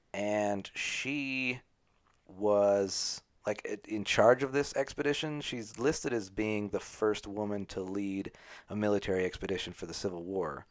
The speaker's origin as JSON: {"language": "English", "country": "United States", "said": "I'm not British. I'm American"}